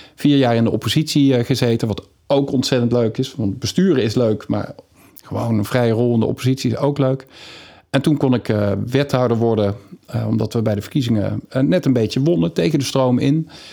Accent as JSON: {"language": "Dutch", "town": "Valkenswaard", "region": "North Brabant", "country": "Netherlands", "tie": "born or raised there", "also_born_or_lived": "Amsterdam", "moved": "as an adult", "said": "ik ben opgegroeid in Valkenswaard"}